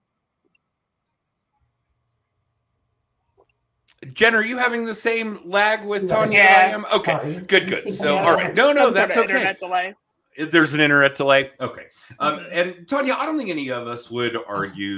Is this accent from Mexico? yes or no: no; Denver, Colorado, United States; I grew up here in the Denver area